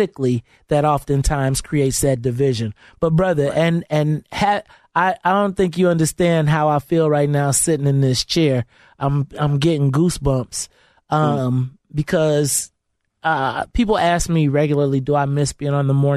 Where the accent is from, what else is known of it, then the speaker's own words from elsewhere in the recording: Bolingbrook, Illinois, United States; I grew up in Bolingbrook.